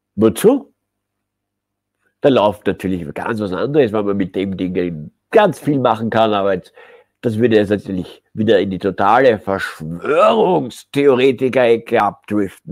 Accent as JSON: {"language": "German", "country": "Austria", "said": "uns in Österreich"}